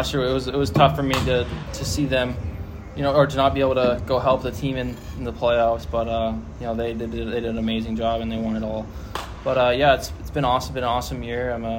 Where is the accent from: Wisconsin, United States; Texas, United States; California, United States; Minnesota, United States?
California, United States; San Diego; San Diego's amazing. Everything about it's awesome. So I love my hometown.